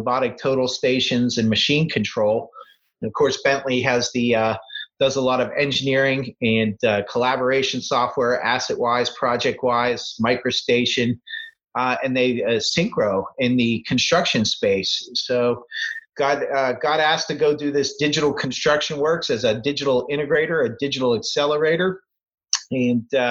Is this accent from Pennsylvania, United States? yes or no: yes; Pittsburgh, Pennsylvania, United States; I grew up in Pittsburgh, went to Penn State